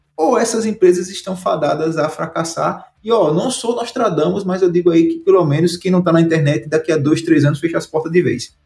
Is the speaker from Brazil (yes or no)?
yes; Santana do Ipanema, Alagoas, Brazil; moved away; also born or lived in Maceió; Fui sair da cidade onde eu nasci, que foi o interior de Alagoas, a Santana do Ipanema, o nome da cidade, o sertão brabo, uma seca danada lá. E me mudei para Maceió